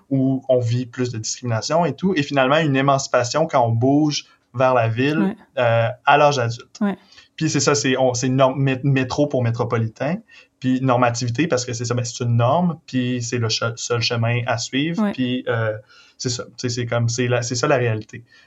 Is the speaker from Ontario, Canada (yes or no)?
no; Victoriaville, Quebec, Canada; j'ai grandi à Victo